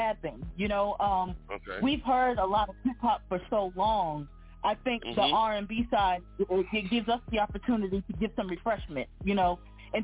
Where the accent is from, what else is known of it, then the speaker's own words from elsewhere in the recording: Boston, Massachusetts, United States; now in Charlotte, United States; I'm originally from Boston